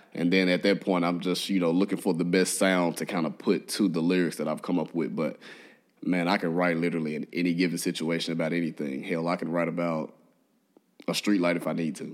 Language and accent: English; Memphis, Tennessee, United States; now in Nashville, United States; I grew up in Memphis